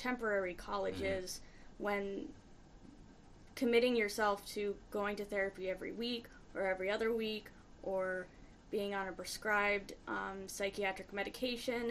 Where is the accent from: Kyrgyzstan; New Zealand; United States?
United States; Midwest; moved away as an adult; now in Boston, United States; I'm from the Midwest. A lot of people I grew up with stayed in the Midwest